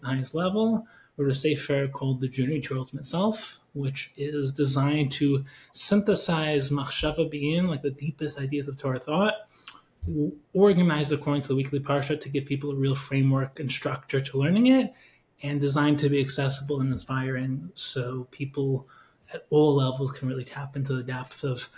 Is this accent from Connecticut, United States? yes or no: no; Woodmere, New York, United States; I grew up in Woodmere, grew up in the Five Towns